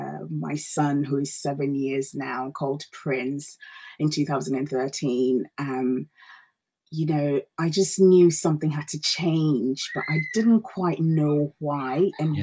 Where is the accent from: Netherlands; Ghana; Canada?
Ghana; also born or lived in Denmark / Australia; now in United Kingdom; Well, Vivek, I'm originally from Ghana, West Africa. I have been living in the UK since 2007, but before then I've moved around the world a fair bit.